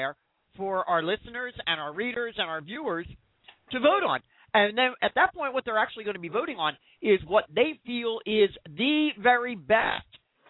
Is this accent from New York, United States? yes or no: no; Philadelphia, Pennsylvania, United States; I'm a Philadelphian, and we here in Philadelphia